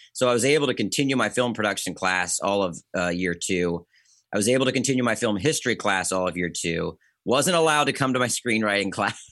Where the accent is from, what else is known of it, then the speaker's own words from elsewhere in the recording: Bowie, Maryland, United States; I come from Maryland. I come from a suburb outside of D C called Bowie